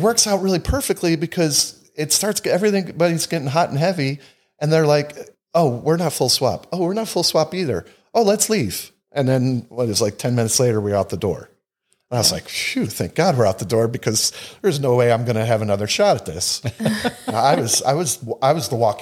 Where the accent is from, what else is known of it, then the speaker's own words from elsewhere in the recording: Northeast, United States; We're from the Northeast